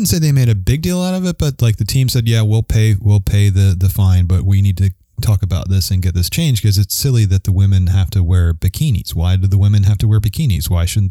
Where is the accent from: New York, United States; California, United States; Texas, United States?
California, United States; as a Californian